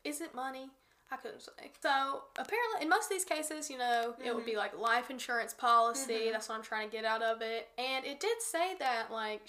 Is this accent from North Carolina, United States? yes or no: yes; near Morganton, North Carolina, United States; There's also like a pretty big prison in like Morganton, which is near my hometown.